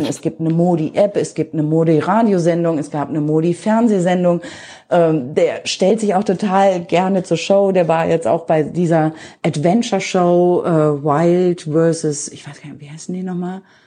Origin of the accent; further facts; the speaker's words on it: Germany; moved away as an adult; also born or lived in Cologne; now in India; bei uns in Deutschland